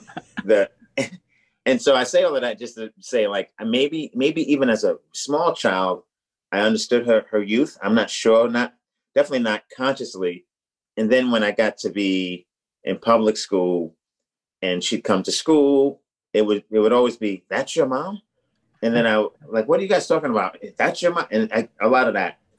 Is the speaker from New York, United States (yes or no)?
yes; New York, United States; moved away as an adult; also born or lived in Boston; I'm from New York